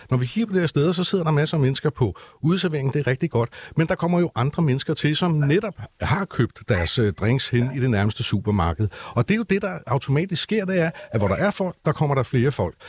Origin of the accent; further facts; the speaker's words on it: Copenhagen, Capital Region of Denmark, Denmark; vi er jo faktisk nogen, der har boet i København since forever